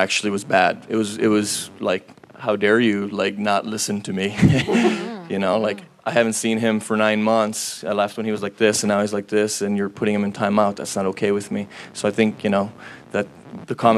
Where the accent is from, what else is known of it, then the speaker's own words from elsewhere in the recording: Los Angeles, California, United States; also born or lived in Oceanside; I'm from Los Angeles